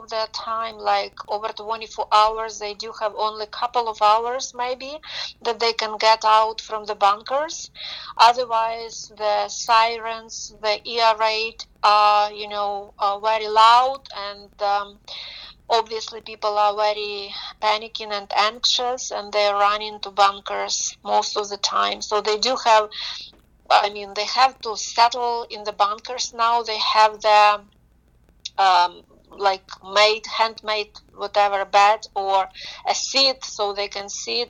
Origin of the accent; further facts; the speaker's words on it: Ukraine; moved away as an adult; now in Ontario, Canada; I'm Ukrainian, but I do live in Canada for already more than 15 years. But I was born in Ukraine, my parents were born in Ukraine